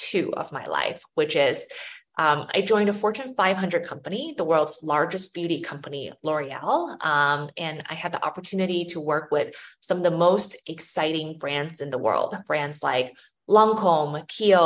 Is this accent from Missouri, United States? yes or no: yes; St. Louis, Missouri, United States; also born or lived in China; I was born in China and I moved to St. Louis, Missouri when I was 8 or 9 years old, and then grew up there in the Midwest